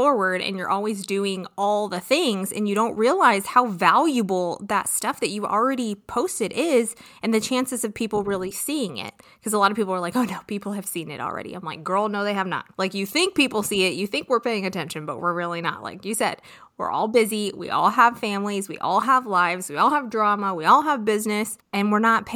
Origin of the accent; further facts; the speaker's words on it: California, United States; I am from California